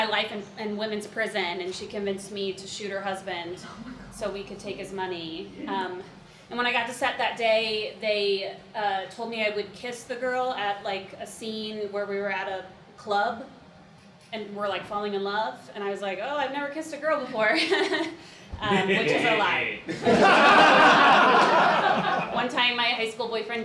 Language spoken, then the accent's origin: English; Beavercreek, Ohio, United States; moved away; also born or lived in Chicago; I grew up there in a town called Beaver Creek, where there's no beavers or creeks